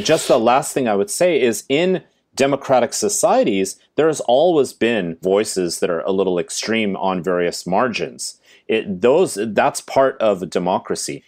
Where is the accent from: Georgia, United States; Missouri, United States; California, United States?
California, United States; Silicon Valley; I'm from Silicon Valley. I went to the same high school as Steve Jobs